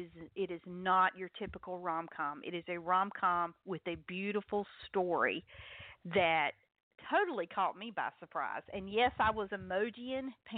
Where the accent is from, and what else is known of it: North Carolina, United States; accent: Southern